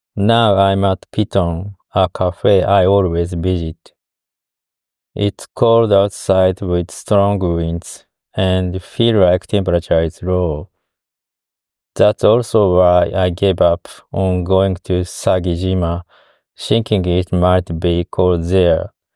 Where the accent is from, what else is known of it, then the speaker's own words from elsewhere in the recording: Fukuyama, Hiroshima, Japan; now in Osaka, Japan; I returned to my hometown, Fukuyama City, Hiroshima Prefecture.